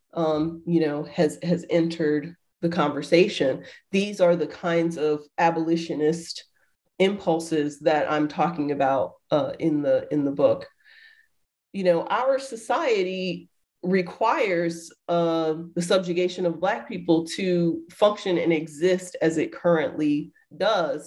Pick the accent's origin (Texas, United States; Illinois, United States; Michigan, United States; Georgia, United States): Georgia, United States; Atlanta; moved away as an adult; also born or lived in Riverside, California; now in Ohio, United States; I'm from the South. Uh, originally, I was born and raised uh, in Atlanta, Georgia.